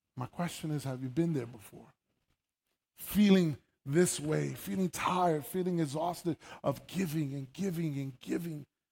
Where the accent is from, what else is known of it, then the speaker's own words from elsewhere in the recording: New York City, New York, United States; moved away; I was born and raised in New York City, uh, in the Bronx